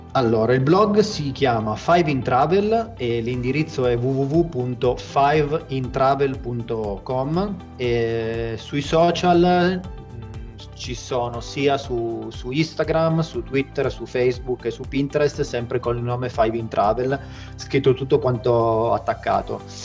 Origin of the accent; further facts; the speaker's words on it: Turin, Piedmont, Italy; sono di Torino, nato e vivo a Torino